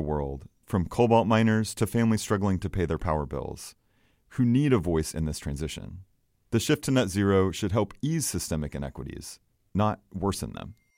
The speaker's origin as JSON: {"language": "English", "region": "Oklahoma", "country": "United States", "tie": "born or raised there", "moved": "yes", "said": "I grew up in Oklahoma, which is an oil and gas state"}